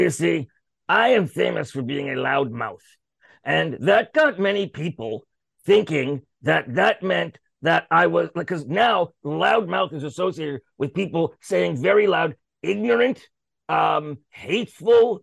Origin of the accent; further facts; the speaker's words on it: Canada; I'm a Canadian in Canadian show business.